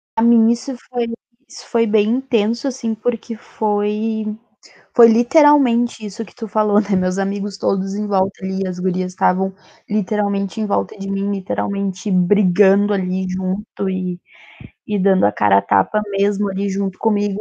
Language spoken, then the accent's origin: Portuguese; São Jerônimo, Rio Grande do Sul, Brazil; also born or lived in Santa Cruz do Sul; sou de São Jerônimo, também conhecida como Terra do Arthur. Morei, morei muitos anos em Santa Cruz do Sul, agora voltei para São Jerônimo